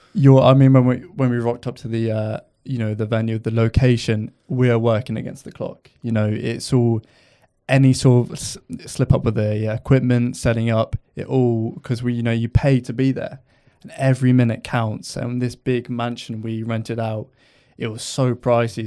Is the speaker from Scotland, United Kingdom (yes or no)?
no; Lymington, South East England, United Kingdom; I'm from Lymington, so not too far, but I commute from Lymington to Southampton